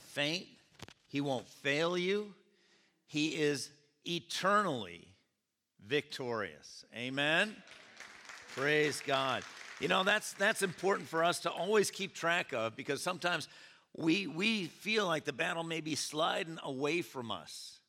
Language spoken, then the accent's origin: English; Rome, New York, United States; also born or lived in California; come home to Rome to, uh, visit my parents